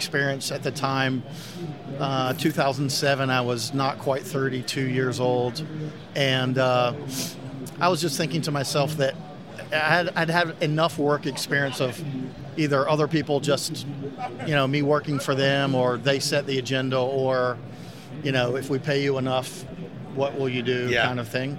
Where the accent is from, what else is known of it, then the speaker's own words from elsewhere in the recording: Winston-Salem, North Carolina, United States; Yeah, I'm from Winston-Salem